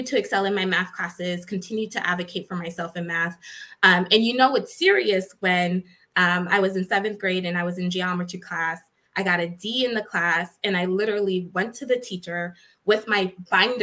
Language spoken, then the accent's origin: English; Boston, Massachusetts, United States; I was born and raised in Boston, Massachusetts